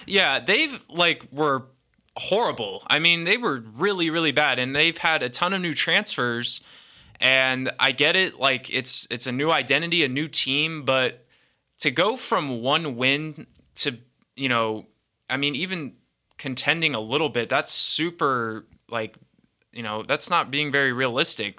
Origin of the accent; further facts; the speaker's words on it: Bay Area, Northern California, United States; also born or lived in Bedford, Texas; now in Fort Worth, United States; I was born here, um, and then when I was about, like, two, I just moved out to the Bay Area. Um, grew up there